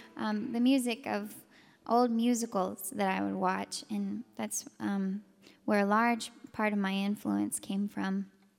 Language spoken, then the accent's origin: English; Texas, United States; I was growing up in Texas, so I was listening to country